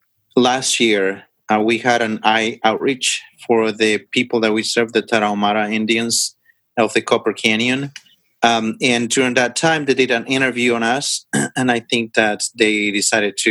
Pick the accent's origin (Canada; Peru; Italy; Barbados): Peru; moved away as an adult; now in Mexico; I was raised in a pastoral home. My dad and my parents are pastors in Peru. That's where I am originally from. I'm from Peru.